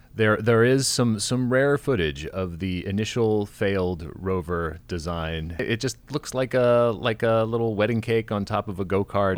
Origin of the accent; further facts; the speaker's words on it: Kansas, United States; I was born in Kansas